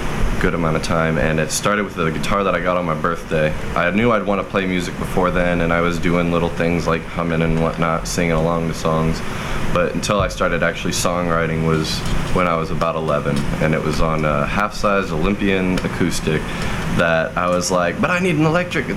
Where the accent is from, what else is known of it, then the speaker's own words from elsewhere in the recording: Indianapolis, Indiana, United States; also born or lived in Cicero, Indiana / Greenwood, Indiana / Castleton, Indiana; Central off of Washington, like the Irvington area, when I was a little kid.